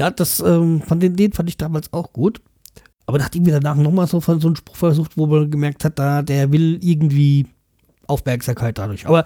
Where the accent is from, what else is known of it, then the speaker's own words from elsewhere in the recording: North Rhine-Westphalia, Germany; ich bin ein Kind des Ruhrgebiets. Da antwortet man auf die Frage nach Nationalität mit Schalke, Dortmund oder Bochum.